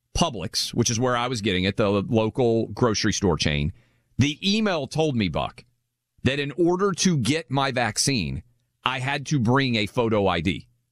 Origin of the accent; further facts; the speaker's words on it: Nashville, Tennessee, United States; We're doing the show from Nashville, which is my hometown.